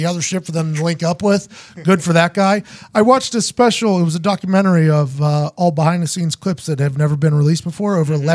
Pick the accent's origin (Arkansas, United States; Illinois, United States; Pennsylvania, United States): Pennsylvania, United States; Pittsburgh; now in Indianapolis, United States; My hometown, which is not cool, is currently underwater right now.